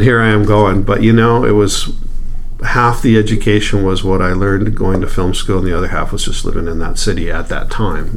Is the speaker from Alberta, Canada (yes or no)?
yes; Edmonton, Alberta, Canada; moved away as an adult; also born or lived in Hollywood; I grew up here in Edmonton